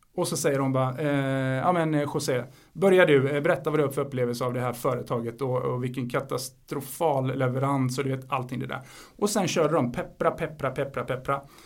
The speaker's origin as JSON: {"language": "Swedish", "country": "Sweden", "also_born_or_lived": "Spain", "said": "jag är svensk och jag är spansk"}